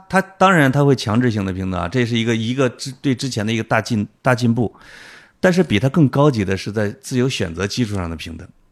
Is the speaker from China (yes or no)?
yes; Henan, China; 我最多遇到的就是我跟各省的人在一起的时候，他们一定要对着我讲河南人的段子